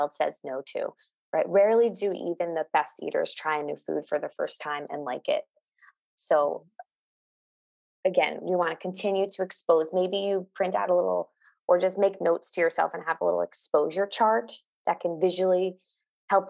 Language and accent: English; New York, United States; moved away as an adult; now in Los Angeles, United States; I am physically in Los Angeles, California, but I am from New York. I moved here during COVID